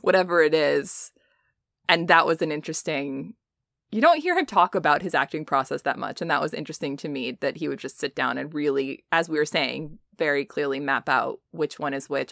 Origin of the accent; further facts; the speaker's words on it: United States; we as Americans